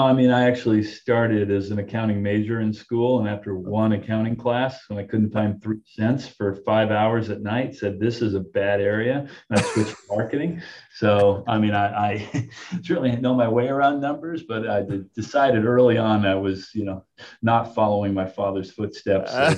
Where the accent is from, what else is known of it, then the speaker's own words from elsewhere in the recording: Southern California, United States; moved away as an adult; also born or lived in New York area / Florida; now in New York, United States; born and raised in California, Southern California